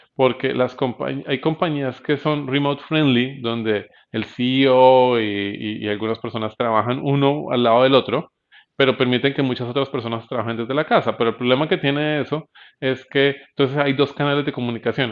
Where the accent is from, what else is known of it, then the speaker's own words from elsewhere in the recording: Bogotá, Colombia; yo soy bogotano